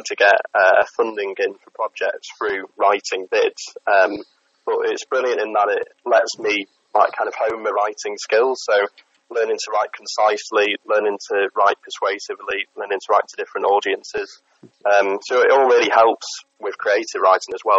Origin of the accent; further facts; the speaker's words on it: Stretford, North West England, United Kingdom; from Stretford, as you were saying. Grew up in Stretford, moved around a little bit, but somehow ended up back here